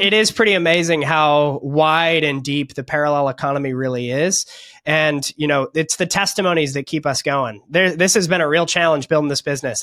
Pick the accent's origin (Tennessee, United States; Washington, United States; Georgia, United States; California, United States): California, United States; moved away as an adult; now in Florida, United States; I'm from California, but we actually just escaped California